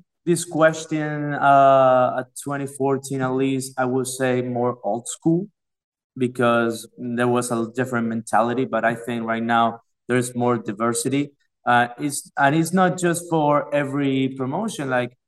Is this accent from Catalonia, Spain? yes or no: no; Madrid, Community of Madrid, Spain; English is a second language; I'm from Madrid